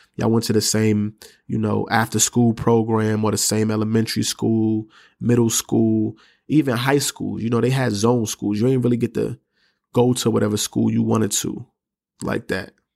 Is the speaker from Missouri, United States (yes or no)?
no; New York City, New York, United States; I'm from New York City, I'm from the Bronx, grew up in the projects